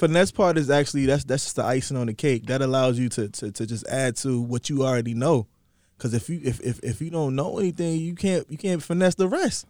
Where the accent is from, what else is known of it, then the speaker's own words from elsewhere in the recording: Atlanta, Georgia, United States; also born or lived in New York; growing up in Atlanta